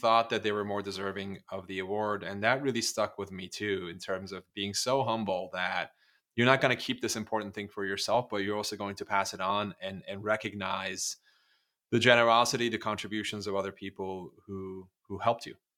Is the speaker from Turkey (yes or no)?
yes; Turkey; moved away; growing up in Turkey